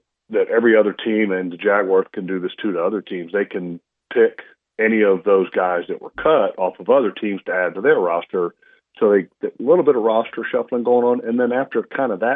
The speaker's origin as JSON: {"language": "English", "region": "Virginia", "country": "United States", "tie": "born or raised there", "also_born_or_lived": "New York / Jacksonville", "moved": "as an adult", "said": "I grew up in Virginia"}